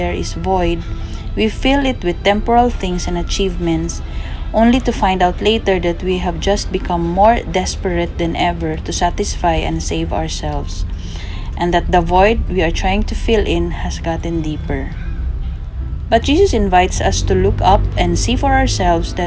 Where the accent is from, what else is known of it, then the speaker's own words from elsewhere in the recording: Cagayan de Oro, Northern Mindanao, Philippines; from Philippines